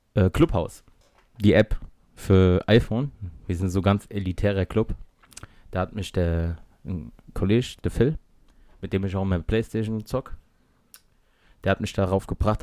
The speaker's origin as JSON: {"language": "German", "town": "Mainz", "region": "Rhineland-Palatinate", "country": "Germany", "said": "sind aus Mainz, wir sind richtige Mainzer Buben"}